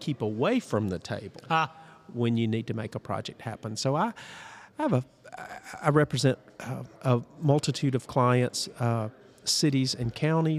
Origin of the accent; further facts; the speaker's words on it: Prattville, Alabama, United States; I'm a former mayor of my hometown of Prattville, Alabama